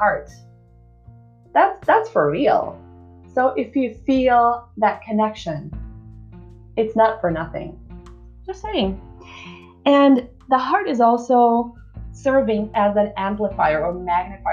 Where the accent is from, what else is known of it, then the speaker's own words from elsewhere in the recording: Czechia; I'm from the Czech Republic.